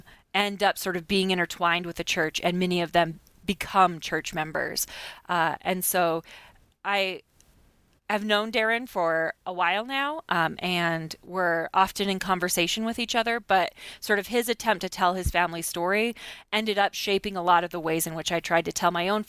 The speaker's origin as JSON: {"language": "English", "town": "Blackfoot", "region": "Idaho", "country": "United States", "tie": "born or raised there", "also_born_or_lived": "Pocatello, Idaho", "said": "Blackfoot, where I grew up. I was born in Pocatello, Idaho, and then grew up in Blackfoot."}